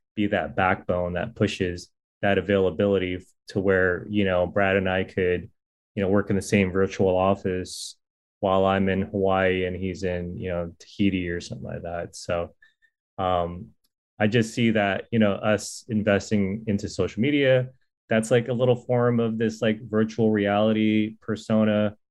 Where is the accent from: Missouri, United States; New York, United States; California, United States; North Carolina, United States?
California, United States; Silicon Valley; I'm from the Silicon Valley before it was Silicon Valley.